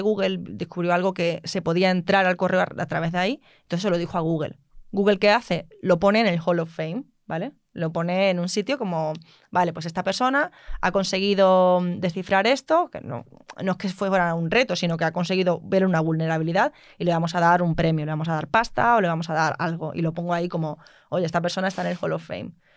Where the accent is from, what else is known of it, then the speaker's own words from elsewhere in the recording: Mérida, Extremadura, Spain; yo soy de Mérida, yo no soy de Madrid